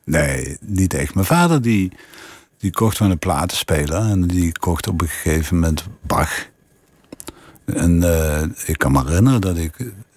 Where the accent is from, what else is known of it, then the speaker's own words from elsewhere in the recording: Limburg, Netherlands; accent: Limburgish; mijn Limburgse accent